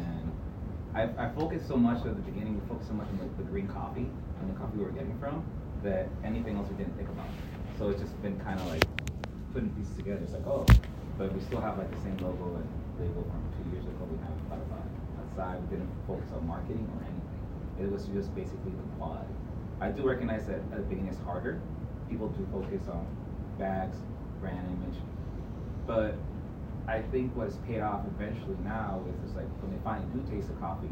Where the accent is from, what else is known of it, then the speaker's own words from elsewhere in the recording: Puerto Rico; moved away as an adult; now in United States; I grew up in Puerto Rico, worked as a farmer, learned everything there.